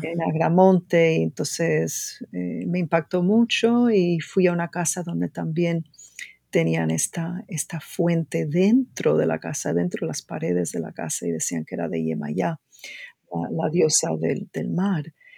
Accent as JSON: {"language": "Spanish", "country": "Cuba", "moved": "yes", "lives_now": "United States", "said": "como antropóloga y como cubana"}